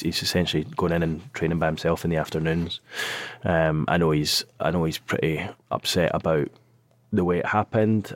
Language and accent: English; Scotland, United Kingdom; accent: Scottish; now in North East England, United Kingdom; you can hear it in my accent, I'm Scottish.